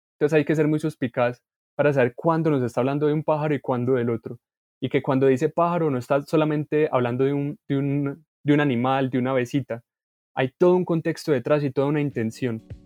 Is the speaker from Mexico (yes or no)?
no; Colombia